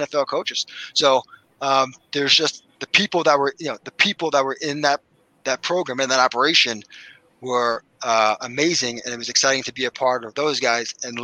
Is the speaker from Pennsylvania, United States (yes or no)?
yes; Philadelphia, Pennsylvania, United States; I'm from Philly, my wife's from Philly